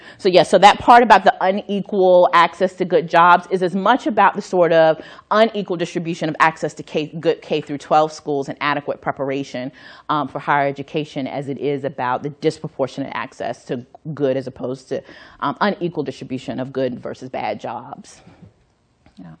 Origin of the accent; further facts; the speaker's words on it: North Carolina, United States; my home state of North Carolina